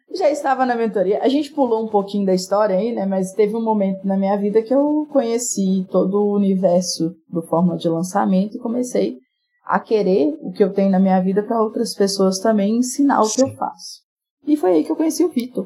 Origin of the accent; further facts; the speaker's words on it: Itinga, Minas Gerais, Brazil; moved away; also born or lived in Rio de Janeiro; Eu sou do interior de Minas, uma cidade chamada Itinga, no Vale de Jequitinhonha